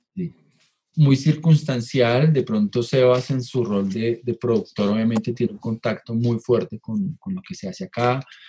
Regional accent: Colombia; nosotros como, como Latinoamérica, como Colombia

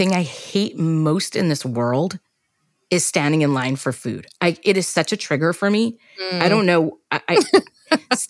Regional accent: New York City, New York, United States; When I was growing up in New York

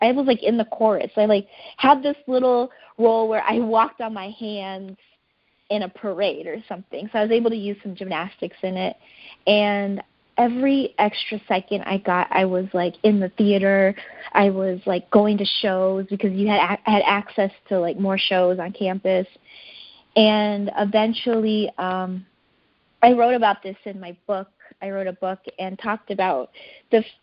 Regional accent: United States; I was growing up in America

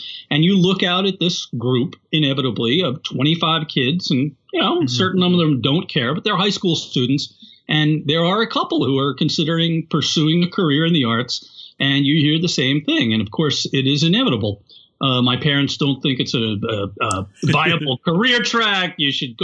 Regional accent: Yonkers, New York, United States; I grew up in Yonkers, New York

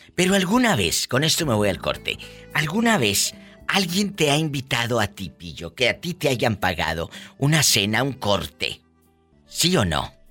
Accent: Mexico; como decimos los mexicanos

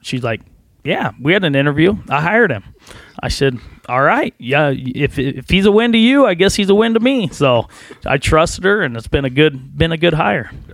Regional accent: Central Nebraska, United States; I was from Central Nebraska, out by Hastings and Harvard area

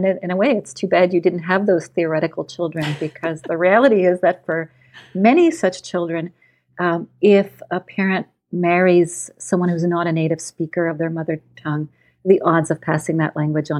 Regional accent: Montreal, Quebec, Canada; first language Czech; English is a second language; also born or lived in Austria / Italy; So very early on, I picked up Czech, which was my mother tongue. But then I went to a preschool in Vienna where I learned German and lived in Italy for a while. Then eventually our family made their way over to Montreal in Quebec.

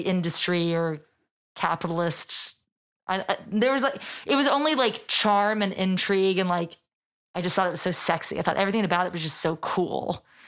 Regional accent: London, United Kingdom; moved away as an adult; now in New York, United States; I'm born and raised in London

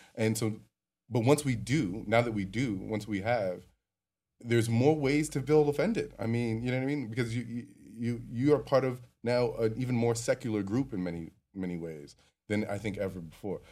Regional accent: New York, United States; as a New Yorker

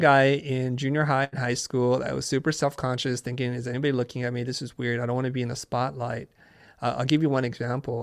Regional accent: San Jose, California, United States; also born or lived in Saigon, Vietnam; I grew up in Northern California in San Jose

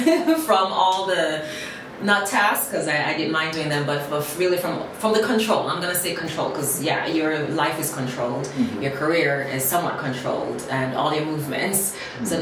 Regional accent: Jamaica; moved away; also born or lived in Miami, United States; I was a little girl growing up in Jamaica.

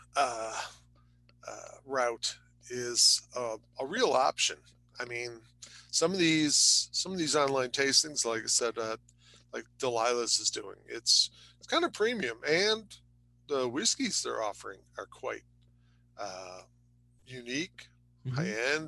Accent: Chicago, Illinois, United States; I'm an Irish boy from the southwest side of Chicago

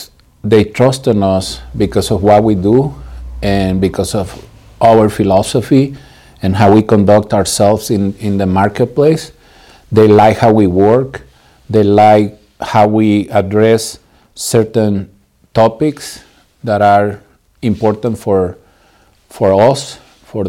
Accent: Morelia, Michoacán, Mexico; moved away as an adult; now in San Diego, United States; I'm originally from Mexico. I was born and raised in the beautiful city of Morelia, Michoacán.

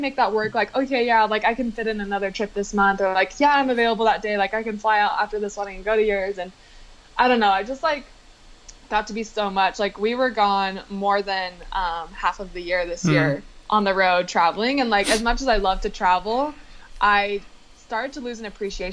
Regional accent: Utah, United States; also born or lived in Salt Lake City; we both grew up in Utah. We both grew up in like really, really small towns

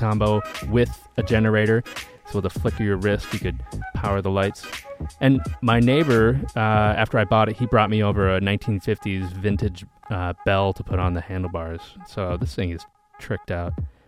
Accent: Wisconsin, United States; also born or lived in Minnesota / Alaska / Washington; I was born in Minnesota. I was raised in Wisconsin and Alaska. I summered in Charleston and Atlanta, and I'm currently a Washington State resident that is moving back to Boston.

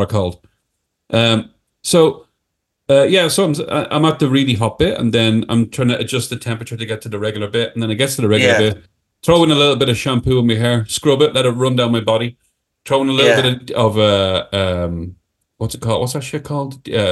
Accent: Ireland; I'm Irish

